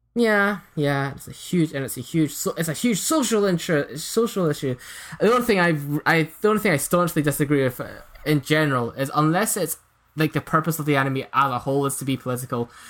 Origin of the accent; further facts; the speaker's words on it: Scotland, United Kingdom; I'm from Scotland, if you couldn't tell